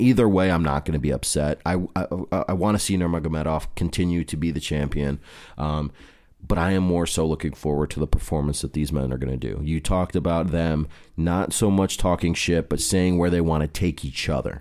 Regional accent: United States; As an American

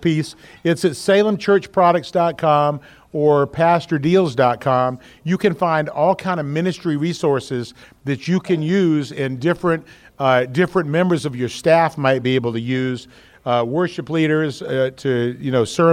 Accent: Georgia, United States; moved away; also born or lived in Texas; I'm actually from Georgia, and I spent a lot of time in Texas, too

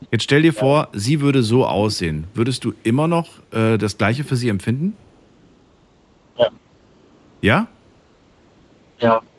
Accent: Albania; weil sie ist äh, Albanerin, ich bin Albaner.

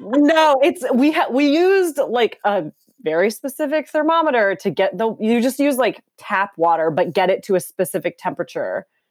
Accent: Minneapolis, Minnesota, United States; also born or lived in Los Angeles, California; now in Portland, United States; I'm from Minneapolis

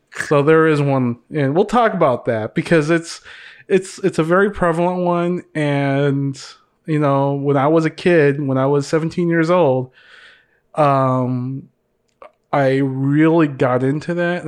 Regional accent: Minnesota, United States; first language Visayan; English is a second language; also born or lived in Mindanao, Philippines; I mostly grew up here in the United States

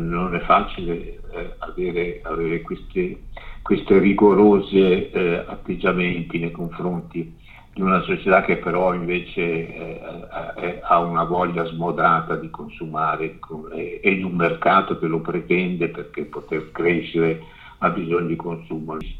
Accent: Ciociaria, Lazio, Italy; now in Milan, Italy; tornare al mio paese in Ciociaria, che è sulle colline della Ciociaria, che è il paese che io amo di più e che, da cui sono molto lontano

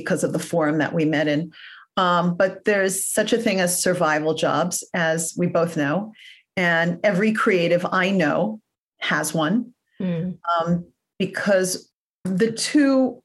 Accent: New York City, New York, United States; moved away as an adult; now in Los Angeles, United States; I grew up in Forest Hills, Queens.

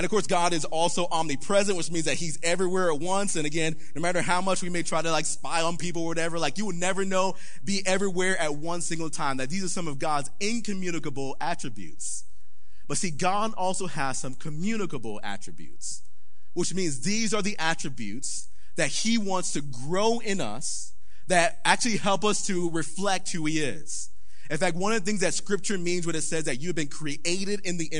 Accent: Palm Beach County, South Florida, United States; we grew up in a very poor neighborhood in South Florida. Yes, we grew up in Palm Beach County

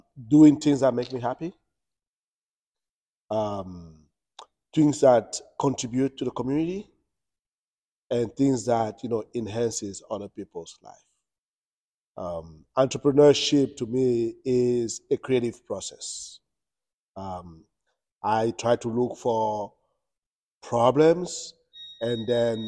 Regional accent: France; moved away as an adult; also born or lived in Cameroon; now in United States; born in Cameroon. I lived in Europe. I grew up in France

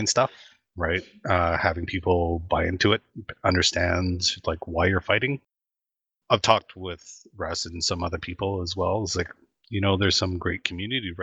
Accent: Canada; I'm Canadian

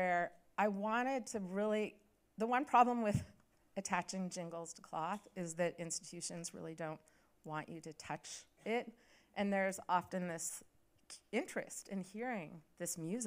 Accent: Pacific Northwest, United States; I grew up in the Pacific Northwest, and my mom grew up at the Cattaraugus Reservation here in New York

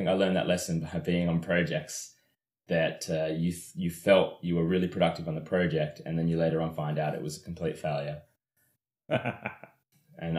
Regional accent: Canberra, Australian Capital Territory, Australia; moved away as an adult; now in London, United Kingdom; I'm from Australia, from Canberra, Australia.

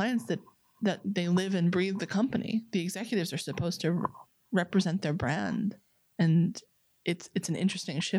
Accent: New York, United States; I'm a New Yorker

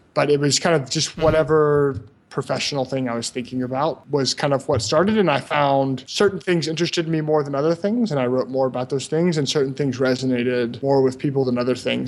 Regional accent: Memphis, Tennessee, United States; moved away as an adult; also born or lived in Brazil; I'm from Memphis, Tennessee, which is kind of a small to medium sized city in the southeastern U.S.

